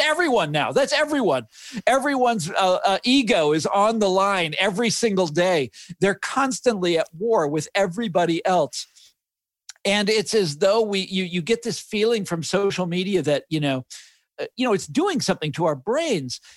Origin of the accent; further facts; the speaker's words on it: Kansas City, United States; growing up in Kansas City